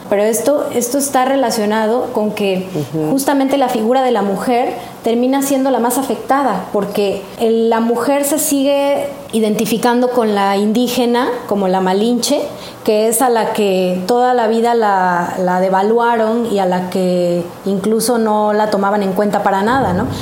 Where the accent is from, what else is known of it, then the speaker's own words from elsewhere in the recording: Mexico; nosotros mismos, los mexicanos